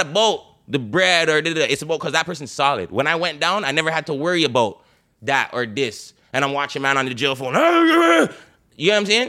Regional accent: Toronto, Ontario, Canada; we're from Toronto

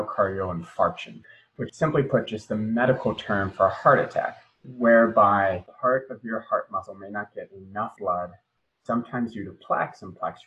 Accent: Boise, Idaho, United States; moved away as an adult; now in Providence, United States; I grew up in the Mountain West in Boise, Idaho

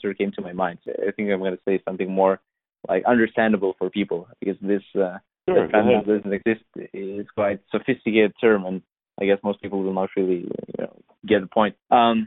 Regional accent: Lithuania; English is a second language; I was born and raised in Europe. So it's like a small country next to Baltic Seas, Vilnius

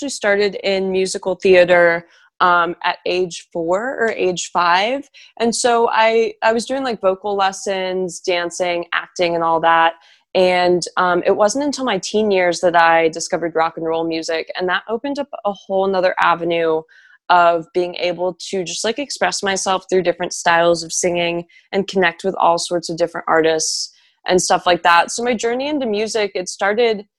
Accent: Houston, Texas, United States; moved away as an adult; now in Los Angeles, United States; I'm originally from Houston, Texas, born and raised. And then I moved to Los Angeles around age 18 for college

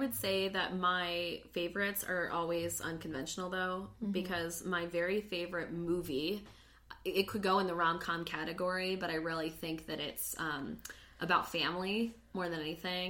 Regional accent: Phoenix, Arizona, United States; me growing up in Phoenix, where most of my friends in school were Latino.

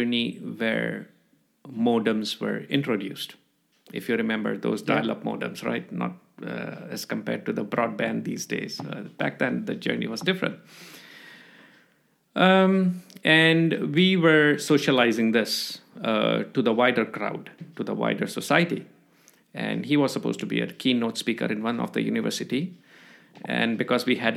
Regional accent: Jakarta, Indonesia; moved away as an adult; also born or lived in Algeria; now in Australia; I did my school, my university education back in Jakarta.

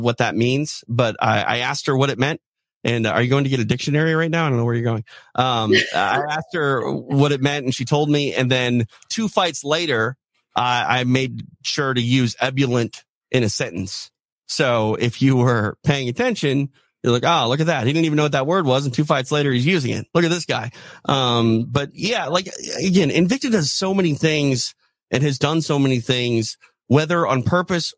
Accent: Midwest, United States; growing up in the Midwest

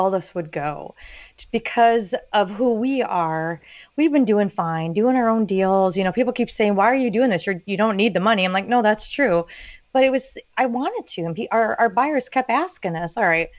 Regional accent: Orange County, California, United States; I grew up in Orange County, California

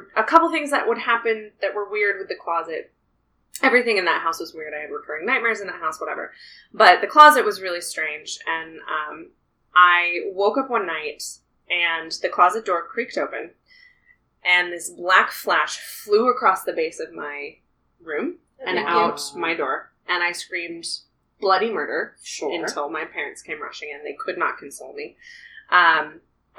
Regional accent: Richmond, Maine, United States; also born or lived in Brunswick, Maine; when I was little, I lived in Maine, in Richmond, Maine. I was born in Brunswick

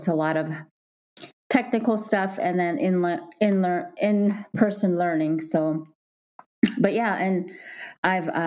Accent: northern New Mexico, United States; also born or lived in Nebraska; now in Minneapolis, United States; I grew up in northern New Mexico on the Navajo Nation

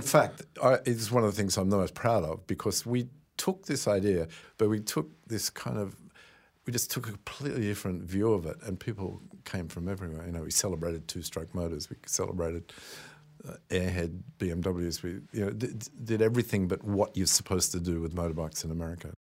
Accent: Australia; maybe this is being Australian

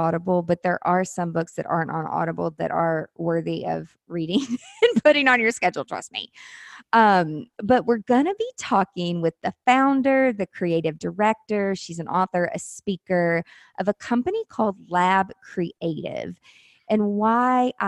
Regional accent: the South, United States; accent: Southern; I have such a Southern accent

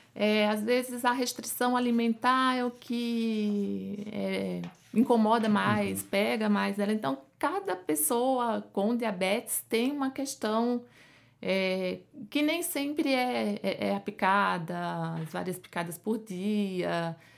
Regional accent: Pernambuco, Brazil; moved away as an adult; now in São Paulo, Brazil; como pode perceber pelo meu sotaque, né? Eu não sou daqui de São Paulo, eu sou de Pernambuco. Fiz a, a minha faculdade lá

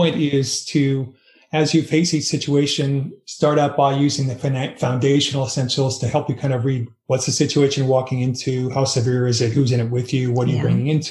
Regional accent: United States; I am an American, but my heritage, like most people, is a blend of nationalities.

